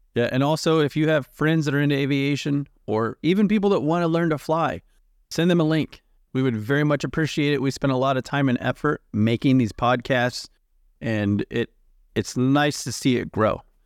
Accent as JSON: {"language": "English", "country": "United States", "said": "I'm from the United States"}